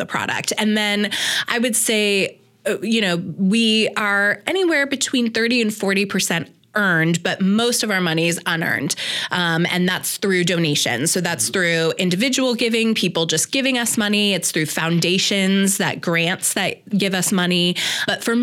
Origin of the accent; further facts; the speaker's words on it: Portland, Oregon, United States; also born or lived in New York / Los Angeles; I'm from Portland, and then I went back east to college and then lived in New York for 5 years